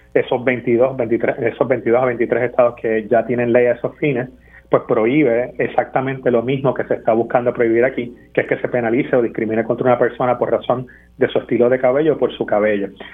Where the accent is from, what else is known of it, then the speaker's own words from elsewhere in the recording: Puerto Rico; como puertorriqueños